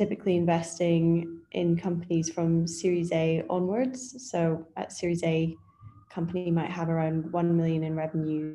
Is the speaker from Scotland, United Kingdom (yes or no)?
yes; Scotland, United Kingdom; moved away as an adult; also born or lived in Edinburgh / Berlin, Germany; now in London, United Kingdom; I grew up in Scotland